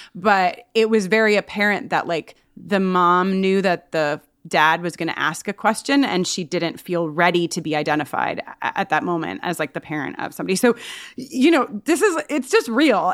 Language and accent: English; Long Island, New York, United States; I'm from Long Island. All my, a lot of my family's from Long Island